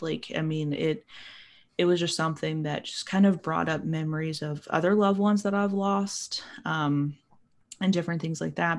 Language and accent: English; Appalachia, United States; I'm from Appalachia